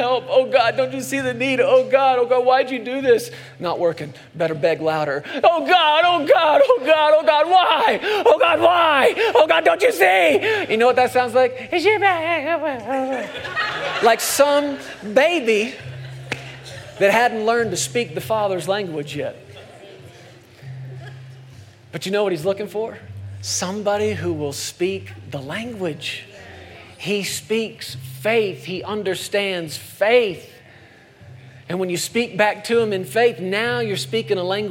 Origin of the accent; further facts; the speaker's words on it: Texas, United States; moved away; I grew up in Texas for a long time as a kid